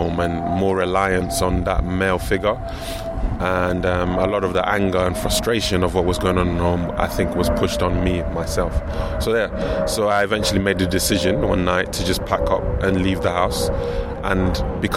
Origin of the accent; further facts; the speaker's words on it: London, United Kingdom; I was raised in London